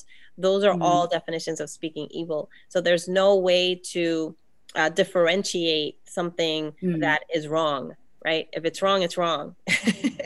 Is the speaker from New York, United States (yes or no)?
yes; New York City, New York, United States; I grew up in the South Bronx